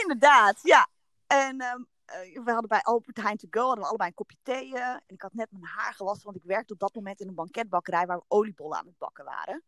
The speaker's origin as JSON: {"language": "Dutch", "town": "Haarlem", "region": "North Holland", "country": "Netherlands", "said": "Ik kom uit Haarlem en ehm, ik ben getrouwd"}